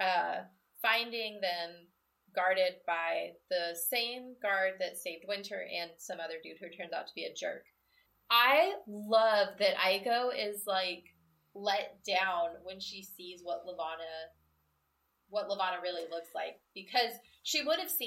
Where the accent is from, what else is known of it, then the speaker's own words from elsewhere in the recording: Midwest, United States; I'm from the Midwest, where you do get what's called a sun shower